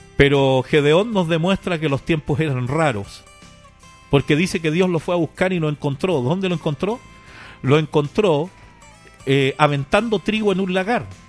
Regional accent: Chile; now in Paraguay; Yo soy chileno para que usted lo entienda, pero hace muchos años que ya vivo por Paraguay

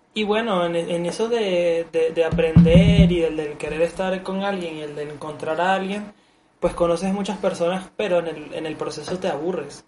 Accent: Venezuela; now in Mexico; Porque yo en Venezuela tuve una etapa de, de ligar, pero fue en la secundaria.

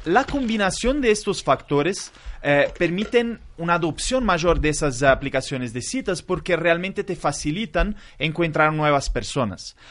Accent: Italy; Spanish is a second language; now in Brazil; Soy italiano y vivo en Brasil.

